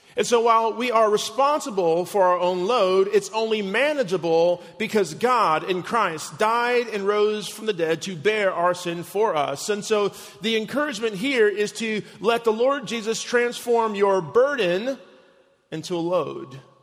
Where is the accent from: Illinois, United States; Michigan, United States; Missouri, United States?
Illinois, United States; Chicago; my hometown of Chicago